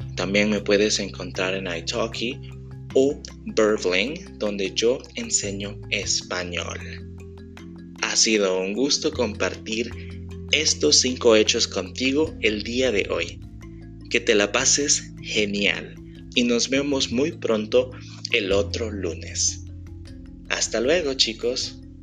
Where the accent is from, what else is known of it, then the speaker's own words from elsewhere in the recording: El Salvador; de El Salvador, que está en Centroamérica